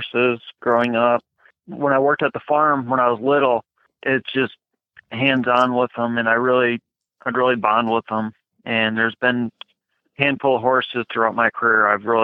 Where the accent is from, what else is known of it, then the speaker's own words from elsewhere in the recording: Michigan, United States; moved away; also born or lived in Chicago; I'm from Michigan